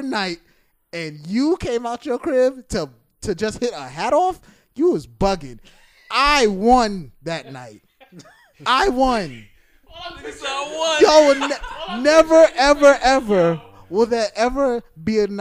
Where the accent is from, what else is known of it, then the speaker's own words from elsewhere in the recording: New York City, New York, United States; I grew up in Flatbush.